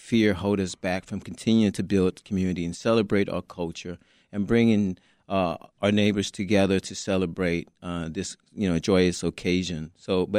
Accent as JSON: {"language": "English", "country": "Vietnam", "moved": "yes", "lives_now": "Chicago, United States", "said": "I'm a refugee from Vietnam."}